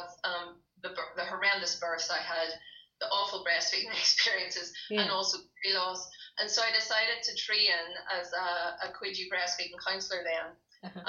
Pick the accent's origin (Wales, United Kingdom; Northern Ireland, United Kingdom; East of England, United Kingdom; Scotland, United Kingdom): Northern Ireland, United Kingdom; Derry; moved away as an adult; now in Limavady, United Kingdom; I'm actually from Derry. I'm not from Limavady. I'm from Derry.